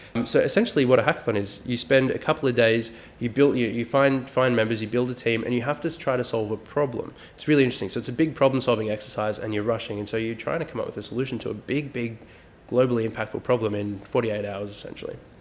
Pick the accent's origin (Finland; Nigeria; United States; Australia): Australia; Melbourne, Victoria; we are from Melbourne